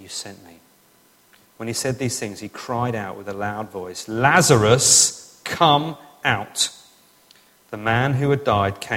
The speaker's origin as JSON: {"language": "English", "region": "England", "country": "United Kingdom", "said": "I'm English"}